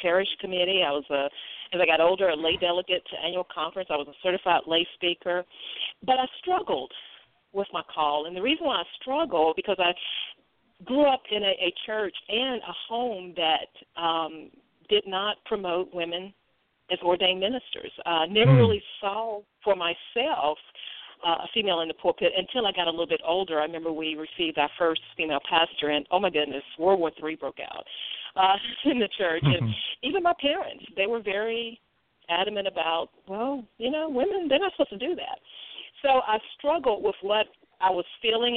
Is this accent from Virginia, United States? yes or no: no; Greensboro, North Carolina, United States; now in Mount Holly, United States; I am originally from Greensboro, North Carolina